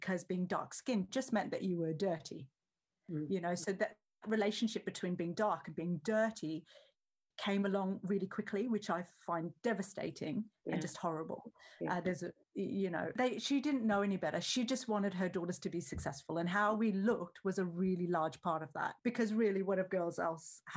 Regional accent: Australia; So basically, I grew up in Australia, which is under the glorious sun

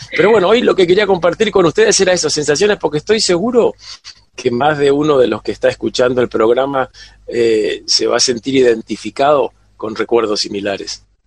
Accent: Buenos Aires, Argentina; cuando era chico en el Colegio Salesiano en Buenos Aires

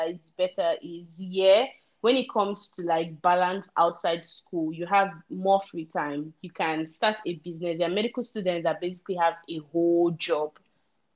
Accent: Nigeria; moved away; as a Nigerian

